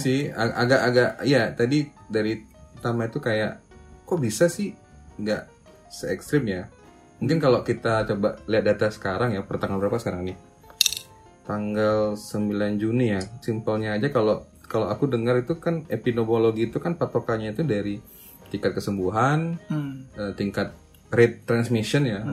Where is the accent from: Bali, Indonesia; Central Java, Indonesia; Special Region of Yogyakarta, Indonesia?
Bali, Indonesia; aku orang Bali